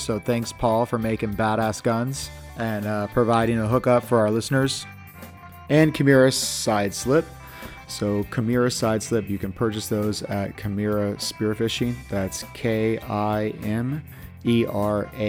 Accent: California, United States; moved away as an adult; also born or lived in East Coast; being a Californian and moving out there

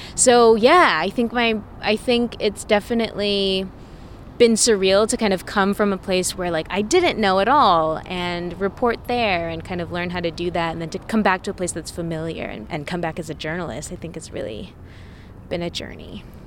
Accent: Fairfield, California, United States; also born or lived in Vallejo, California / Portland; now in Oakland, United States; i grew up in Fairfield, California. I was born in Vallejo

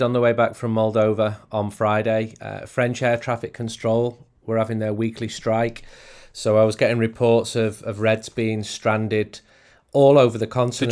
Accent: England, United Kingdom; as an English person

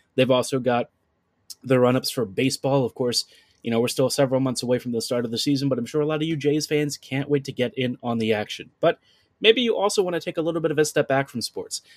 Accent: Baltimore, Maryland, United States; I'm from Baltimore

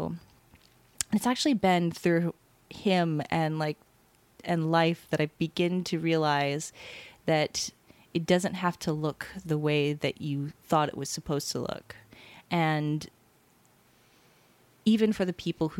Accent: Hawaii, United States; moved away; I'm from Hawaii

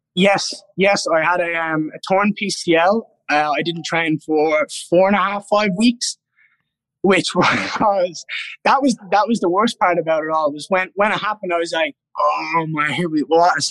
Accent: Ireland; being Irish

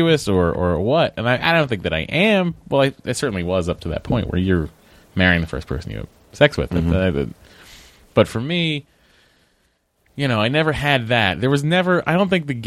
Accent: Massachusetts, United States; being from Massachusetts. Growing up in a specific time period that we grew up in, being Catholic.

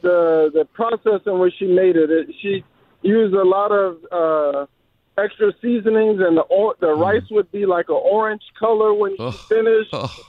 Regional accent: near New Orleans, Louisiana, United States; I grew up in Louisiana, a little town right outside of New Orleans.

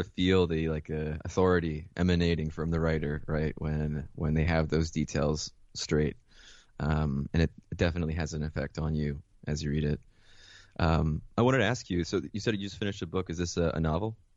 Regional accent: Mount Vernon, New York, United States; also born or lived in Caracas, Venezuela / Philadelphia; I was born in Caracas, Venezuela. Um, my mother was American, my father is, uh, Venezuelan. And, um, yeah, I was born and raised there until I was eight. And then I moved, uh, with my mother to Mount Vernon

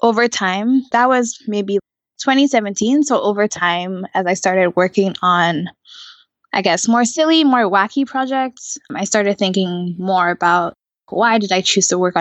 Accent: Nigeria; moved away; I'm from Nigeria

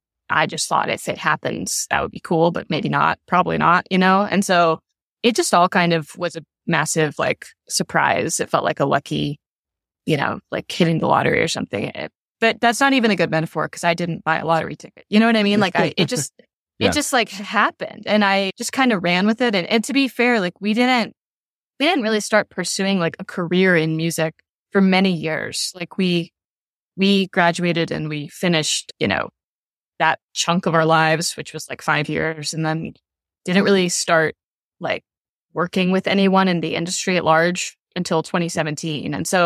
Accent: Louisville, Kentucky, United States; like at the final night of the tour was in my hometown, in Louisville, at a club I loved to go to when I was younger.

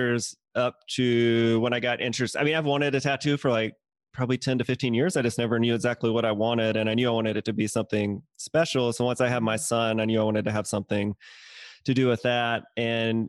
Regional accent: Mississippi, United States; moved away as an adult; now in Atlanta, United States; I am originally from Mississippi and then I moved to Atlanta about 12 years ago or so

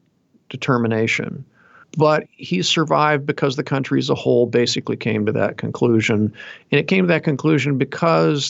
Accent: United States; as an American patriot

